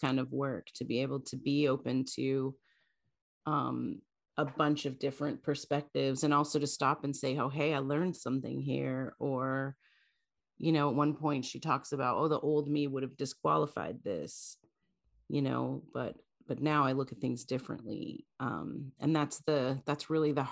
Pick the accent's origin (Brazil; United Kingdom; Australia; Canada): Canada; now in United States; I'm as a Canadian living in the US